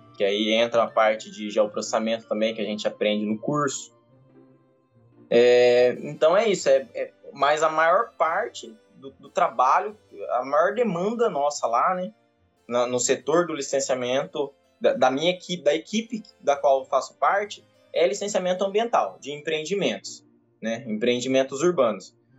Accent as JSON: {"language": "Portuguese", "country": "Brazil", "said": "sou de Vargas da Grande"}